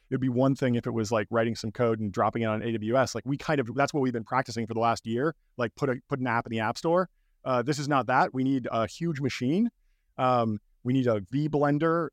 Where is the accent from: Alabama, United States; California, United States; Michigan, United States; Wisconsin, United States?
California, United States; Pasadena; I grew up in Pasadena, California, basically right outside Los Angeles